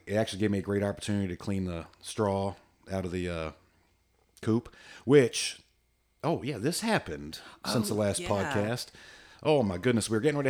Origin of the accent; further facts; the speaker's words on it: Virginia Beach, Virginia, United States; I remember when I was a kid growing up in Virginia Beach, we had a house on the corner and there was like a sidewalk.